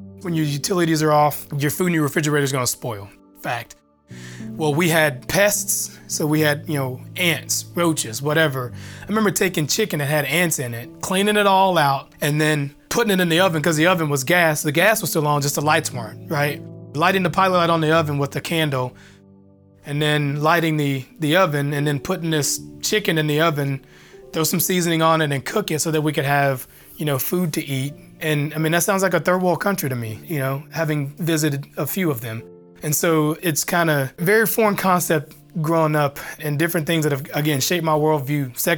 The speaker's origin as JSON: {"language": "English", "town": "Benton", "region": "Arkansas", "country": "United States", "tie": "born or raised there", "said": "The Ralph Bunch community, it was bad, but there were elements that were good."}